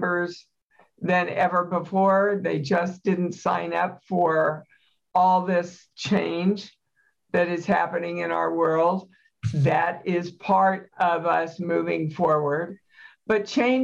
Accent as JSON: {"language": "English", "region": "Kansas", "country": "United States", "said": "I'm from Kansas"}